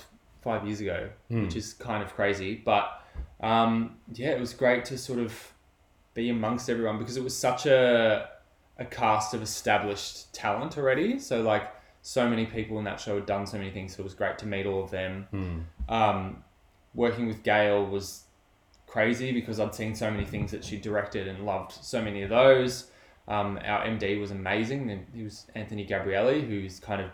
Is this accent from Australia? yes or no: yes; Melbourne, Victoria, Australia; I'm from Melbourne